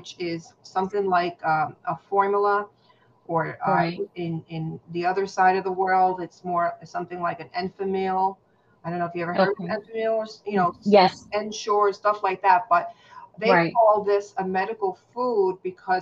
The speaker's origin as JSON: {"language": "English", "town": "New York City", "region": "New York", "country": "United States", "moved": "as an adult", "lives_now": "New Jersey, United States", "said": "I am originally from the Bronx"}